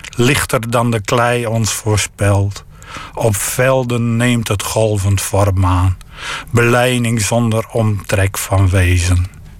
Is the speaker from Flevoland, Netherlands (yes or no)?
no; the region around Saaksum, Groningen, Netherlands; de streek waar ik vandaan kom